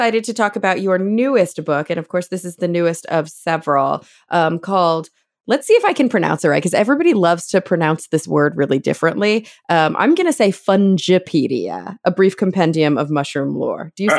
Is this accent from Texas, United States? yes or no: yes; Dallas, Texas, United States; moved away as an adult; now in Los Angeles, United States; I am, born and raised in Texas, but I've lived in LA now for, I think, coming on 12 years.